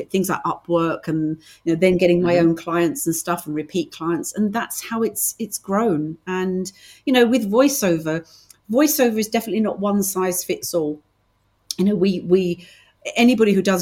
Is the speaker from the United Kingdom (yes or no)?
yes; United Kingdom; accent: British; I'm very, very British.